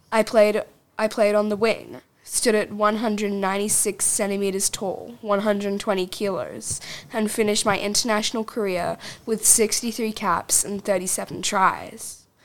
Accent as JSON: {"language": "English", "region": "Auckland", "country": "New Zealand", "tie": "born there", "said": "I was born in Auckland, New Zealand in 1975, and I am a former New Zealand rugby union player, according to Wikipedia."}